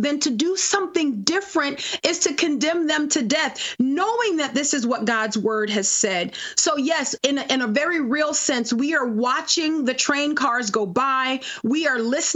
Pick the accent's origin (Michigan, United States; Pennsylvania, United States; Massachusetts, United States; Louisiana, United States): Louisiana, United States; New Orleans; moved away; I'm originally from New Orleans, and so Lent is a big deal in our town